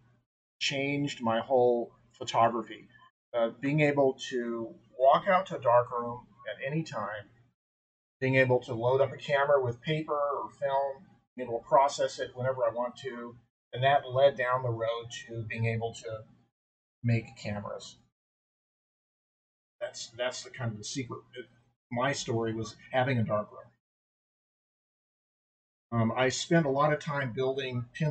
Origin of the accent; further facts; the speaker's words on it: Albuquerque, New Mexico, United States; I am an Albuquerque native